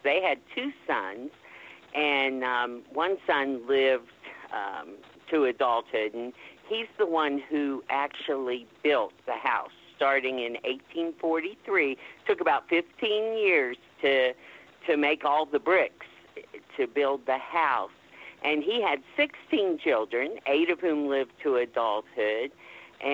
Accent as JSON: {"language": "English", "region": "West Virginia", "country": "United States", "moved": "yes", "lives_now": "Virginia, United States", "said": "I'm originally from West Virginia, but have been a Virginian for almost 20 years now."}